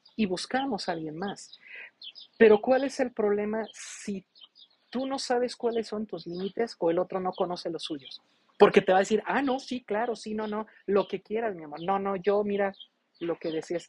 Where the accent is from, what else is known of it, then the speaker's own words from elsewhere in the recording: Mexico; como buen mexicano